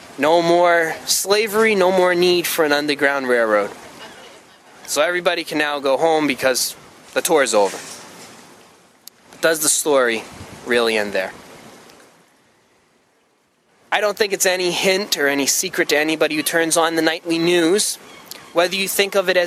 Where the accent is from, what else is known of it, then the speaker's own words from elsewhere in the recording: Freetown, Massachusetts, United States; I'm from Freetown, which is not too far away from here. So I've always kind of been in this area. But ironically, even though I grew up here